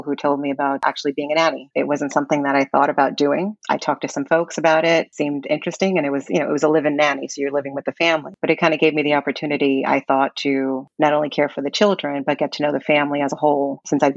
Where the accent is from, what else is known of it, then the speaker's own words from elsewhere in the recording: New York City, New York, United States; I'm from Brooklyn, New York, born in 1974